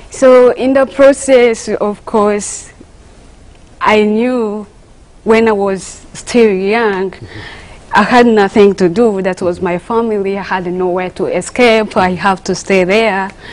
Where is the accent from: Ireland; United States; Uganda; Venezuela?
Uganda; moved away; I was born from Uganda